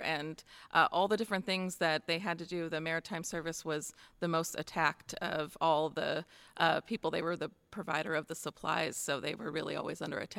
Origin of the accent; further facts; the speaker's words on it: Wisconsin, United States; moved away as an adult; also born or lived in Minneapolis, Minnesota; now in Santa Catalina Island, United States; I grew up in Wisconsin, but I went to college in Minneapolis, Minnesota, and I was there, and my husband and I had an opportunity from someone we knew in Minneapolis to move to the island